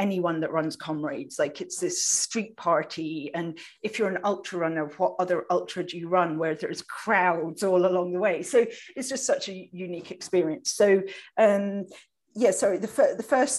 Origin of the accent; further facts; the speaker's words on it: United Kingdom; now in Vancouver, Canada; I'm British, as you people can probably hear, but I live in Vancouver, Canada